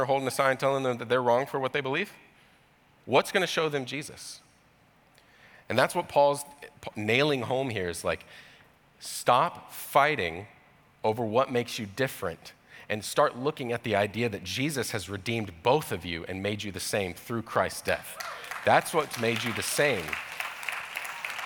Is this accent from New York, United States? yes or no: no; Georgia, United States; I grew up in Georgia, in the deep south